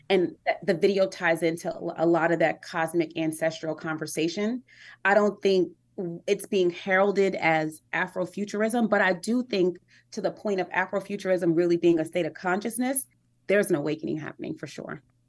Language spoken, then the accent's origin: English; New York City, New York, United States; I'm from Harlem, New York